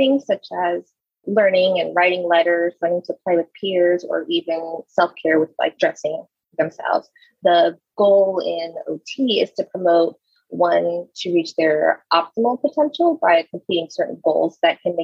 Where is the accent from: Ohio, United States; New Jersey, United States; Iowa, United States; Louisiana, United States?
Louisiana, United States; moved away as an adult; also born or lived in Frisco, Texas; I'm moving to Louisiana, back to my hometown